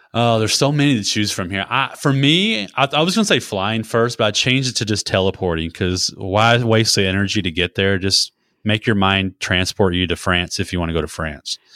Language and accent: English; Texas, United States; as a kid growing up in Texas, we had a peach grove